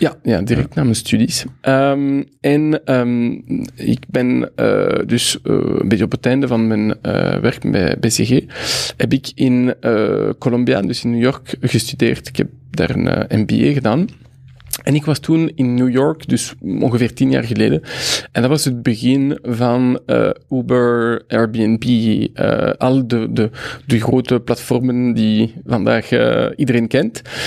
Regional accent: Brussels, Brussels-Capital Region, Belgium; first language French; Dutch is a second language; also born or lived in Mexico; ik ben een Brusselaar.

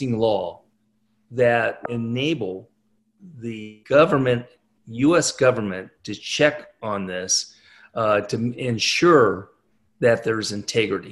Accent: California, United States; moved away as an adult; now in Nashville, United States; I was born and raised in California.

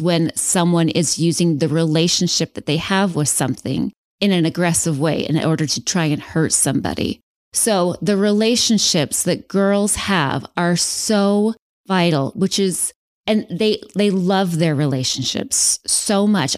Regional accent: West Valley City, Utah, United States; moved away as an adult; now in Phoenix, United States; I am originally from Salt Lake. So I was born and raised in West Valley

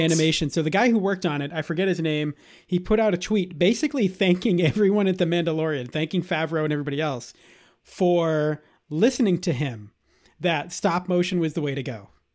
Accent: Boston, Massachusetts, United States; am a born and bred Bostonian

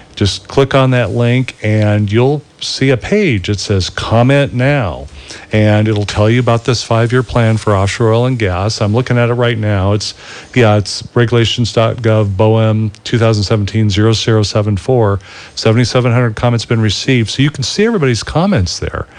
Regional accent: Southern California, United States; I was growing up in Southern California

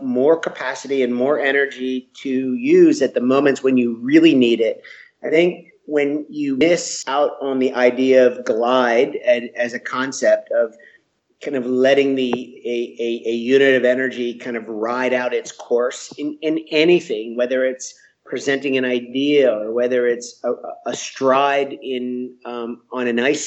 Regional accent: Washington, District of Columbia, United States; So I grew up in the Washington, D.C. area

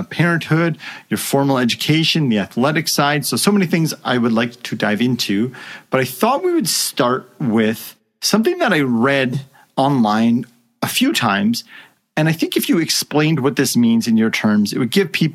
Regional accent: Canada; I'm Canadian

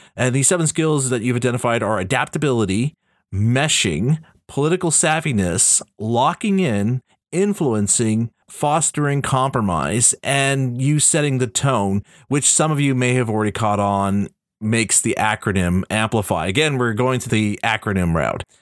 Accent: Canada; I'm Canadian.

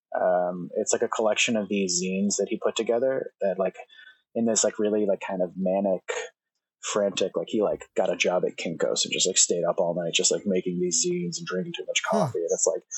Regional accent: New Jersey, United States; moved away as an adult; also born or lived in New York City; now in Oregon, United States; I grew up in Jersey

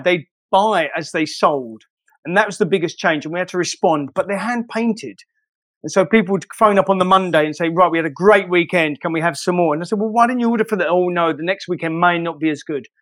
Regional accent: London, United Kingdom; I'm from Shoreditch

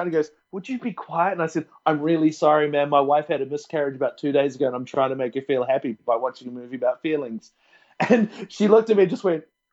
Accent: Wellington, New Zealand; also born or lived in Dunedin; now in Australia; I'm from Wellington

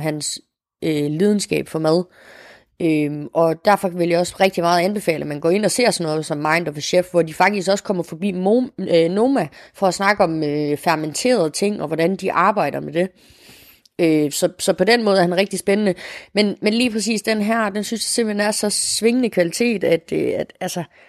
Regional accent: Morocco; now in Denmark; jeg jo som marokkaner

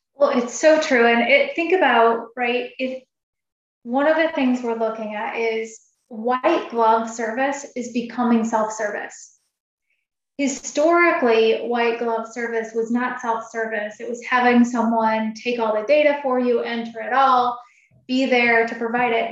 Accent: Oregon and Washington, Pacific Northwest, United States; now in Chicago, United States; I grew up in Oregon and Washington, and so that's where my home is.

